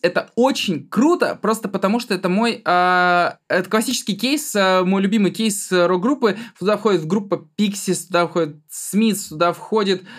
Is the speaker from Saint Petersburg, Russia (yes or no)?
no; Altai Krai, Russia; я из Алтайского края, у меня половина класса казахи